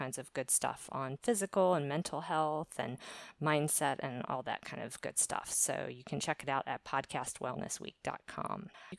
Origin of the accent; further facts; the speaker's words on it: Maryland, United States; also born or lived in Virginia; now in Valencia, Spain; My location is Valencia, Spain. I'm originally from the East Coast of the U.S., basically Maryland, born in Virginia and lived a lot of places on the East Coast.